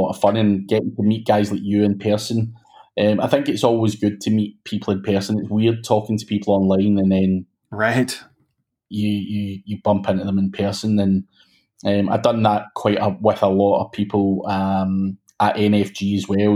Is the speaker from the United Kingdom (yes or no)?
yes; Glasgow, Scotland, United Kingdom; I'm from Glasgow in Scotland